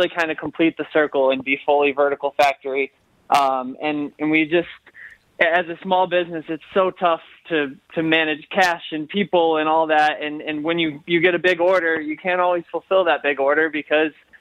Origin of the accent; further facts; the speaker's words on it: Livonia, Michigan, United States; I grew up in Livonia